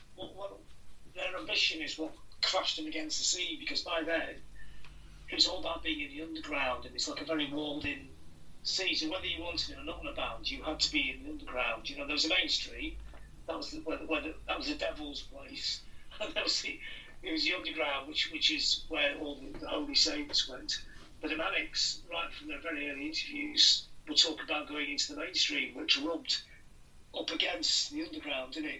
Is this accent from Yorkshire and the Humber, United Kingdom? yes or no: no; Blackpool, North West England, United Kingdom; I grew up in Blackpool